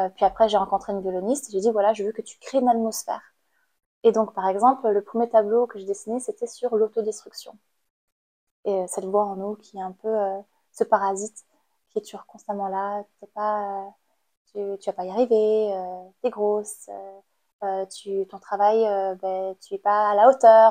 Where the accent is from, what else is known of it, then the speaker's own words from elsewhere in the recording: Cambodia; moved away as an adult; now in France; j'ai grandi au Cambodge euh, et j'ai passé mon bac au Cambodge. Je suis arrivée en France en 2014.